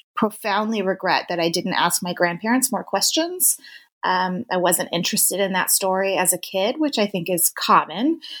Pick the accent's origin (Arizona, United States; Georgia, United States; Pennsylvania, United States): Arizona, United States; Tempe; I am originally uh, born and raised in Tempe, Arizona